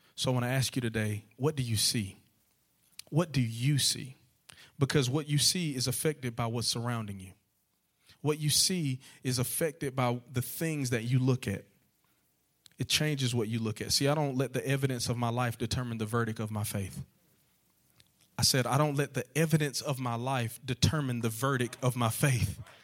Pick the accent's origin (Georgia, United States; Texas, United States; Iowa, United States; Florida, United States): Georgia, United States; also born or lived in Lower Alabama; now in Alabama, United States; I'm actually from Georgia. I'm a Georgia boy at heart.